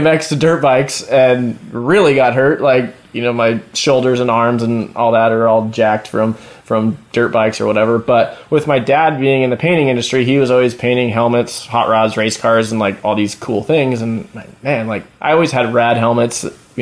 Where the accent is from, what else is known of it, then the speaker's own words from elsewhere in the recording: Huntington Beach, California, United States; growing up in Huntington Beach, I always, you know, Huntington Beach, California